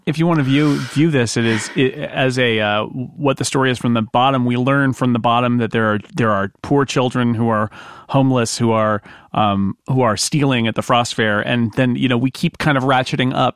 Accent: United States; as an American watching this

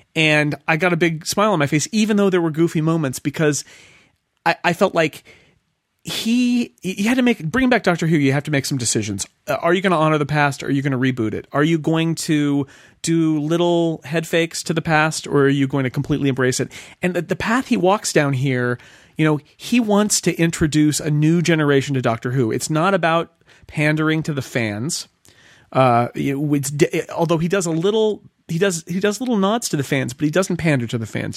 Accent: United States

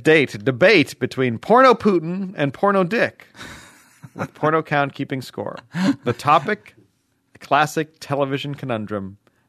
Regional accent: United Kingdom; now in United States; I'm still a Brit, too, as my mom vociferously likes to point out anytime that I tell her, but I'm an American now.

